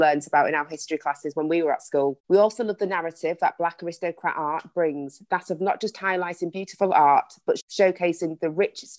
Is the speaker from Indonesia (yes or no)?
no; United Kingdom; I'm, you know, British, I was born here